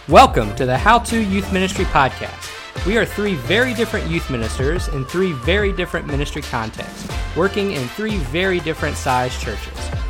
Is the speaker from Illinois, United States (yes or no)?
no; Shreveport, Louisiana, United States; moved away as an adult; also born or lived in Texas; I grew up in Shreveport, Louisiana